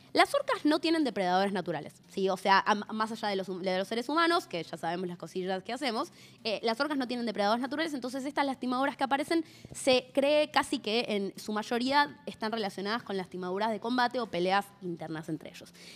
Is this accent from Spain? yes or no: no; Argentina; nuestra Patagonia